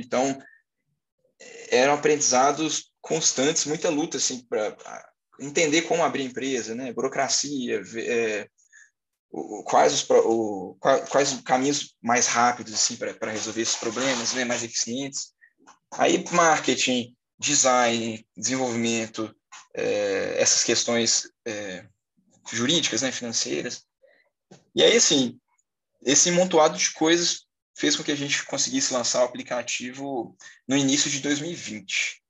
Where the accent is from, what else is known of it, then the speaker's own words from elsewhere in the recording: Belo Horizonte, Minas Gerais, Brazil; sou de Belo Horizonte, Minas Gerais, tenho 23 anos